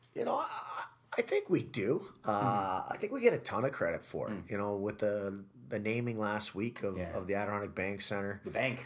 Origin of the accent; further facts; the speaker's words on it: Toronto, Ontario, Canada; now in Utica, United States; you kind of have that affinity to your hometown